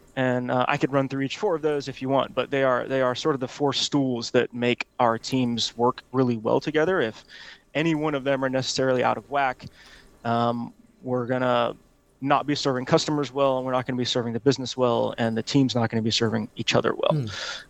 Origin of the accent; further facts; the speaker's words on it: Honolulu, Hawaii, United States; also born or lived in Auburn, Alabama; now in Atlanta, United States; I'm from Honolulu, Hawaii